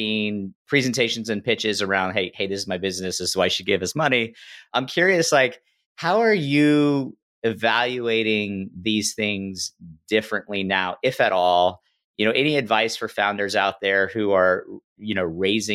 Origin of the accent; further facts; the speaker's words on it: Silicon Valley, California, United States; I grew up in Silicon Valley